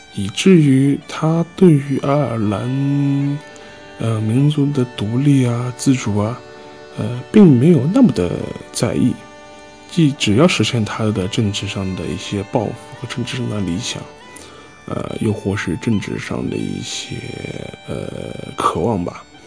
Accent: China; 我作为一个中国人

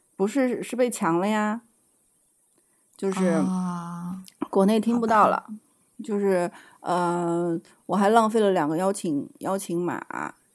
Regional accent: China; moved away; 因为我是大陆来的

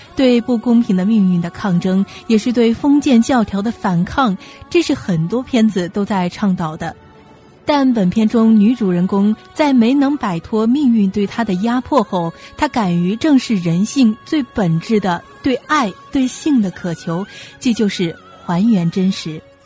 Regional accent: Hubei, China; 作为地道的湖北人

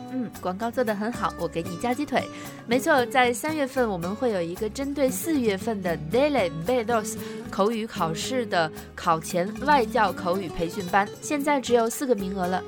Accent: China; 我们中国人会说白酒是辣的

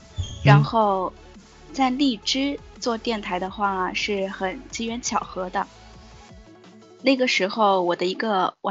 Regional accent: southern China, China; 因为嗯我是南方人

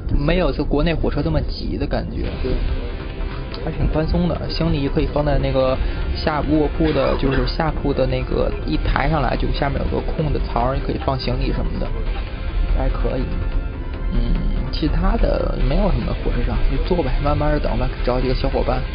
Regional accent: China; moved away as an adult; 我我回国次数多了

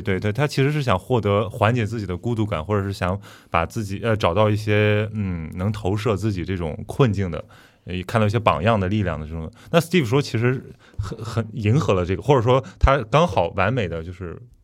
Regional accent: Qingdao, Shandong, China; moved away; also born or lived in Guangzhou; 我是， 我是青岛人

